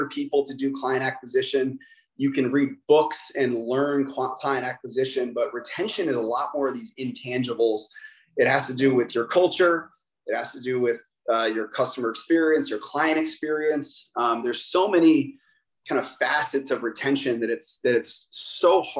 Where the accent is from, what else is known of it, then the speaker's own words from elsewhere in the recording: Massachusetts, United States; now in Pennsylvania, United States; I grew up in Massachusetts